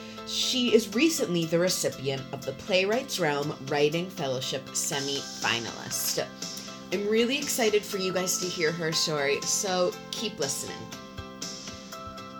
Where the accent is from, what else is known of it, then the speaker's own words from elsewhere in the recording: West Hartford, Connecticut, United States; I'm from Connecticut as well. West Hartford.